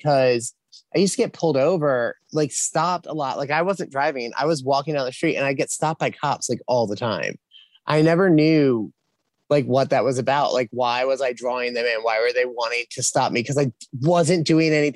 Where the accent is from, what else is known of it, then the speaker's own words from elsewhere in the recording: Philadelphia, Pennsylvania, United States; moved away as an adult; now in South Carolina, United States; I'm from Philadelphia, so I always kind of go back there